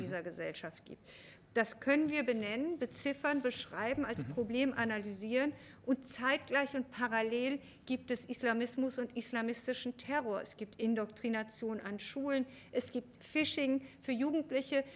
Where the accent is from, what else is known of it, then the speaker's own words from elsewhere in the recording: West Germany, Germany; ich in diesem Buch sehr eindeutig als Westdeutsche spreche